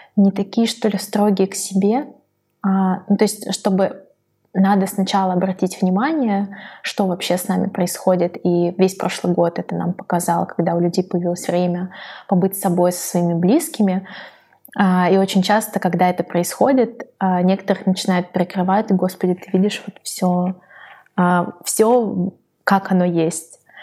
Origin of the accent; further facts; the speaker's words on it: a settlement near Saint Petersburg, Leningrad Oblast, Russia; мы выросли в поселке под Питером